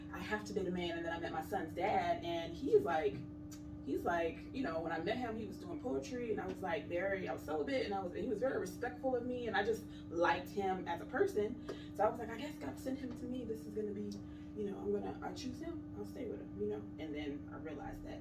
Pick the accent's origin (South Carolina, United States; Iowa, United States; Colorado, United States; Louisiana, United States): South Carolina, United States; Sumter; moved away; I'm originally from South Carolina. It's a small town, small military town. It's called Sumter. It's my hometown, but I've been here 16 years, so this is home.